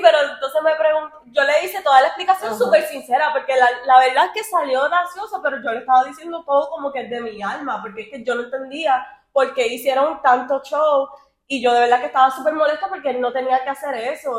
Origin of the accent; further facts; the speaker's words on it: Miami, Florida, United States; somos de Miami